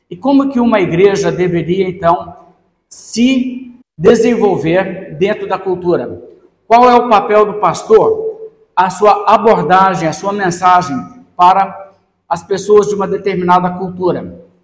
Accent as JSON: {"language": "Portuguese", "region": "Minas Gerais", "country": "Brazil", "tie": "born or raised there", "also_born_or_lived": "São Paulo", "said": "nasci no estado de São Paulo, mas eu moro a maior parte da minha vida em Minas Gerais e nós temos um sotaque um pouco peculiar."}